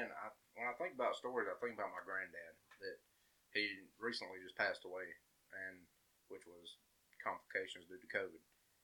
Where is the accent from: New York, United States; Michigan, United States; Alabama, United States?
Alabama, United States; And I guess growing up in Walker County, like, we do stuff a lot different here